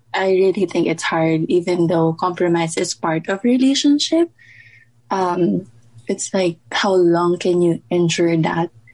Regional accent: Philippines; moved away as an adult; now in Las Vegas, United States; nasa Vegas ako, um, but born and raised in Philippines and then nag-move ako here a few years ago.

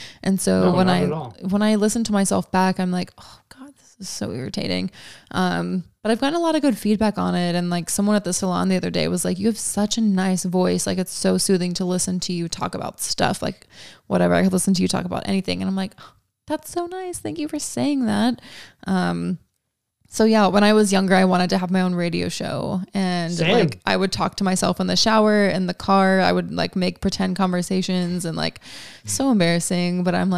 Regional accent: Kennesaw, Georgia, United States; People are like, "Where are you from?" And I'm like, "I'm from Kennesaw, Georgia."

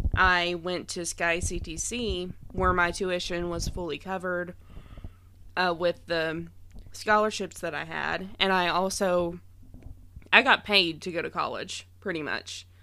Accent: Kentucky, United States; I grew up in Kentucky

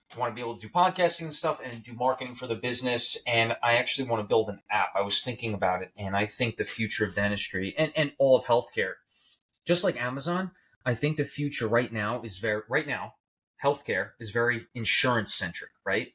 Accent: New York, United States; I'm from New York

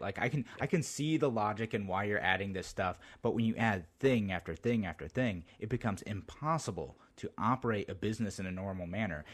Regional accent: Utica, New York, United States; I'm from the Utica Rome area. We call ourselves Central New York there originally.

